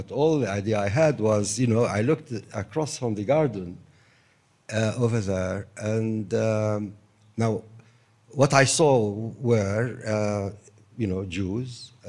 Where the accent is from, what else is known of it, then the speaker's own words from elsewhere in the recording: Jerusalem, Palestine; also born or lived in Damascus, Syria; So, I live in the house of my parents, and I grew up in that house. I wasn't born in Jerusalem. I was born in Damascus, as you probably know.